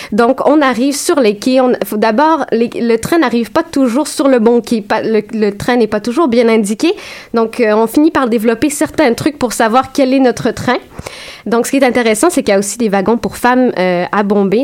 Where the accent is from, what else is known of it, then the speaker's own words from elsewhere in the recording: Saint-Jérôme, Quebec, Canada; j'ai grandi à Saint-Jérôme, petite ville à 45 minutes de Montréal, francophone.